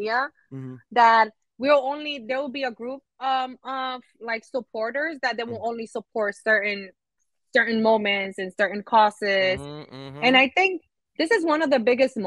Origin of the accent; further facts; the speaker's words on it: New York City, New York, United States; accent: New York; also born or lived in Dominican Republic; we've been here ever since